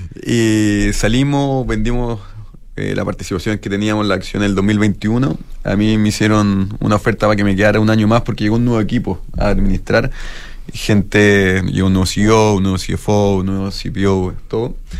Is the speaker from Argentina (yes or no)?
no; Chile; como chilenos